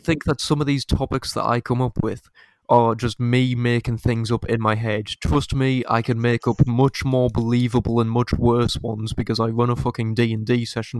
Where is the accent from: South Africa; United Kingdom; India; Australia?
United Kingdom; we're British